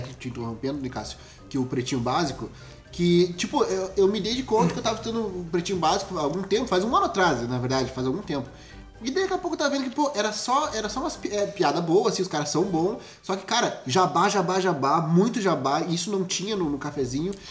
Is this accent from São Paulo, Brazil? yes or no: no; Rio Grande do Sul, Brazil; a gente é do Rio Grande do Sul